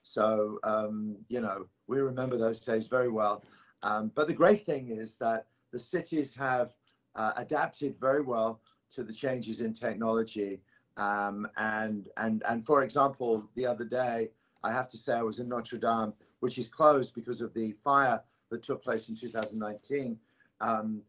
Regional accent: London, United Kingdom; Although I'm from London.

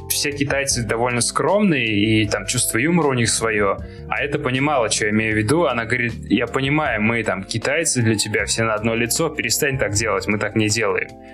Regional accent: Tolyatti, Samara Oblast, Russia; moved away as an adult; also born or lived in Moscow / New York; Я из Тольятти

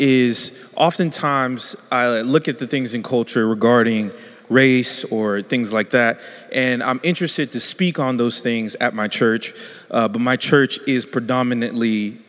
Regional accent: South Carolina, United States; I'm from South Carolina

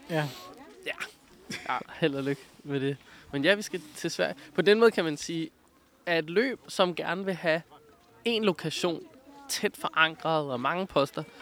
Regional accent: Greenland; jeg er jo grønlænder

